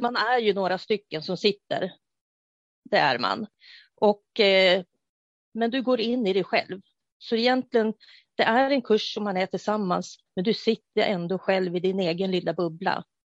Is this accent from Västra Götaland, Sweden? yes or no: no; Uppsala, Uppsala County, Sweden; jag kommer ifrån Uppsala